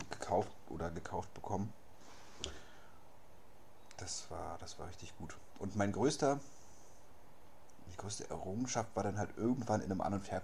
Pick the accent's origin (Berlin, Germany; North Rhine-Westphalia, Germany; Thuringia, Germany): Berlin, Germany; born there; ich bin hier geboren in Berlin. Im Hipsterviertel, Prenzlauer Berg.